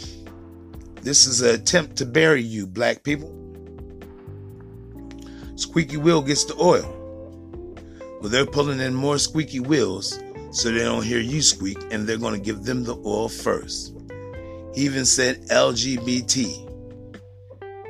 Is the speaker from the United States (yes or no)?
yes; United States; we're foundational black Americans